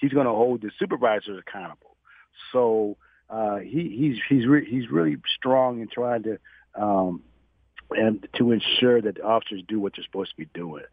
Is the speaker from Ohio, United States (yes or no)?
yes; Toledo, Ohio, United States; moved away as an adult; also born or lived in Fort Hood, Texas; now in Dallas, United States; I'm from Toledo, Ohio